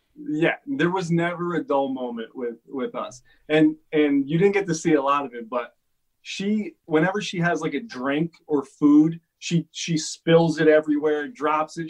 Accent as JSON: {"language": "English", "region": "Connecticut", "country": "United States", "tie": "born or raised there", "moved": "yes", "lives_now": "Los Angeles, United States", "said": "I grew up in Connecticut"}